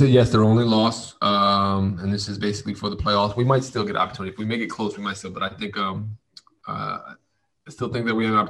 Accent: Mexico; now in Los Angeles, United States; I came from Mexico and I live close to the water, Tom.

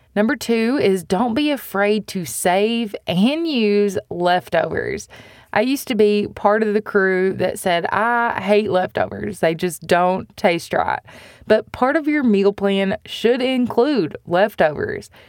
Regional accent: United States; as American consumers

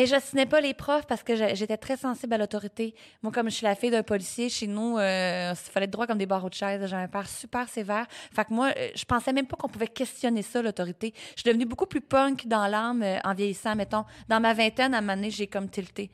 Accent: Sorel-Tracy, Quebec, Canada; also born or lived in Repentigny / Témiscamingue; née à Repentigny, rapidement déménagée au Témiscamingue, mais pas longtemps, ah! pour finalement aller me réinstaller à Sorel-Tracy, d'où ma mère vient à l'âge de 4 ans. J'ai vécu la, vraiment une enfance, adolescence

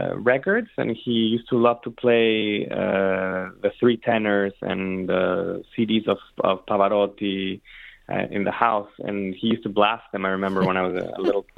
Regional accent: Mexico City, Mexico; moved away as an adult; also born or lived in San Francisco / Ann Arbor, Michigan / Boston; now in Detroit, United States; I'm Mexican, born and raised in Mexico City, and I was there until I was 18 years old

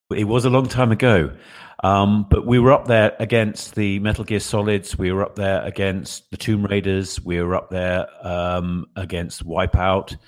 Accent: England, United Kingdom; I'm the guy from England

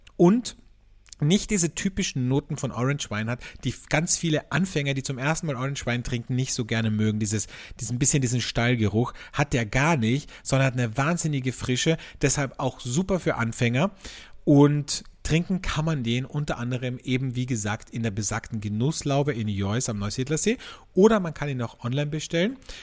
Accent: Carinthia, Austria; now in Vienna, Austria; bei mir in meiner Heimat in Kärnten

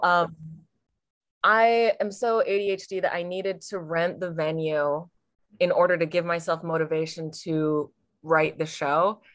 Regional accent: Portland, Oregon, United States; Portland, Oregon

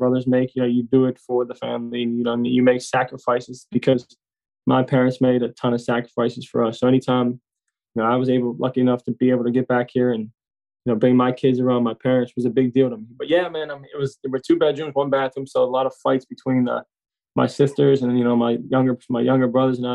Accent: McKees Rocks, Pennsylvania, United States; we are from McKees Rocks, which is a, like I said, a small town, very close knit town. Like I said, right outside the city, and I went to Stowe Rocks High School

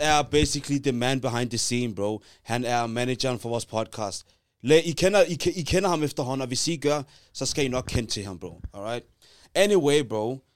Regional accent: Taastrup, Capital Region of Denmark, Denmark; mig og J G, vi er fra Taastrup

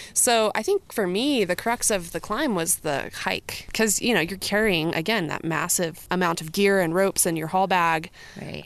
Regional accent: Colorado, United States; also born or lived in North Carolina; So I was born in North Carolina and I moved to Colorado as a kid when I was around six years old

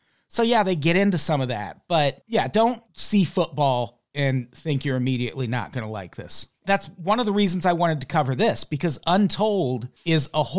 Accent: Illinois, United States; And we're both from Illinois.

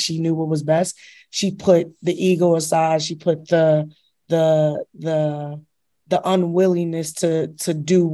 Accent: Chicago, Illinois, United States; now in New York City, United States; I'm originally from Chicago

